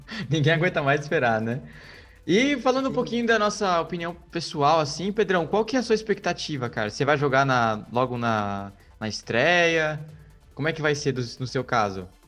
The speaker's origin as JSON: {"language": "Portuguese", "country": "Brazil", "said": "eu sou como um bom brasileiro"}